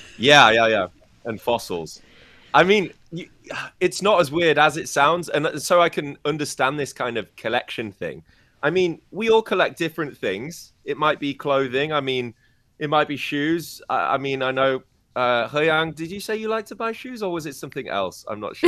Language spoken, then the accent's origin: English; United Kingdom; moved away as an adult; now in China; my home country in the U K